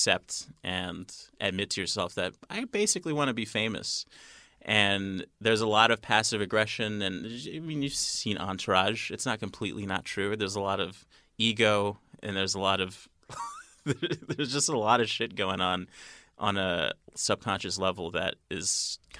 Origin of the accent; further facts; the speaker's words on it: California, United States; also born or lived in Chicago; now in New York, United States; I'm from California